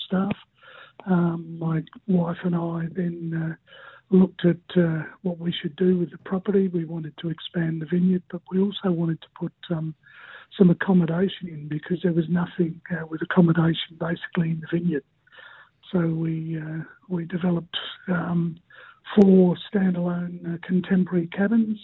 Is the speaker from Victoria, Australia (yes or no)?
yes; Montrose, Victoria, Australia; moved away as an adult; now in Stanthorpe, Australia; I grew up in Victoria, actually, the gateway to the Yarra Valley at Wandon North and Montrose.